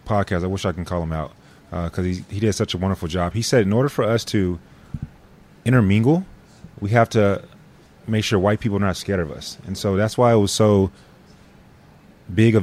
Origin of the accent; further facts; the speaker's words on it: Grand Prairie, Texas, United States; moved away as an adult; now in San Antonio, United States; I'm from Grand Prairie, South Grand Prairie specifically